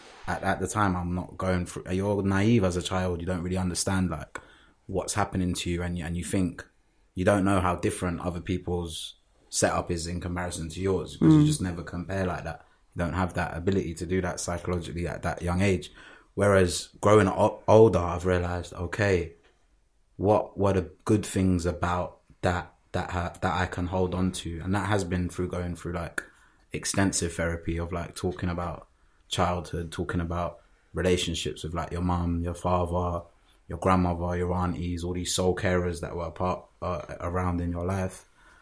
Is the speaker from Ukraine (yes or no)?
no; London, United Kingdom; also born or lived in Dudley, West Midlands; Was first born in Dudley, up in the West Midlands. And then from there moved due to the failing of the relationship between my mum and my dad to South London when I was really young. Moved around a bit in South Lond